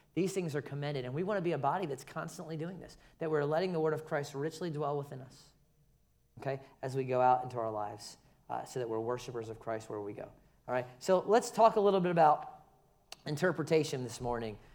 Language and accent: English; Philadelphia, Pennsylvania, United States; now in Savannah, United States; I was born in Philadelphia.